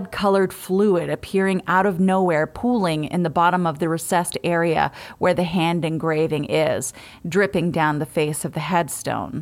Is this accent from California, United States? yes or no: no; Bucksport, Maine, United States; I'm from Bucksport